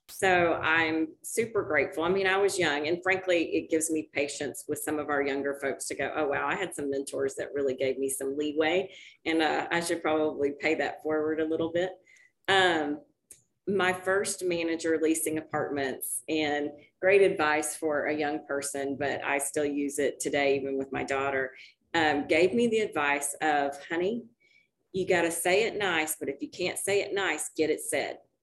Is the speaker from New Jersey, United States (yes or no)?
no; Dallas, Texas, United States; I actually grew up in Dallas